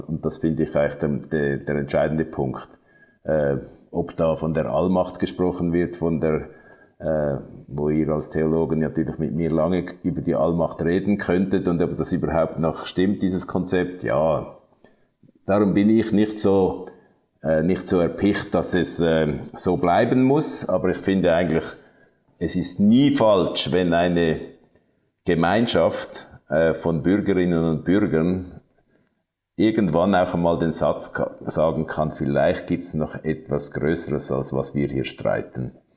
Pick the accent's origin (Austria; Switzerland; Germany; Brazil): Switzerland; Zurich; ich bin im Kanton Zürich aufgewachsen